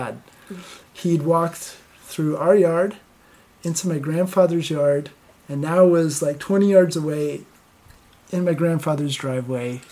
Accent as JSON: {"language": "English", "region": "Connecticut", "country": "United States", "tie": "born or raised there", "said": "where I grew up in Connecticut"}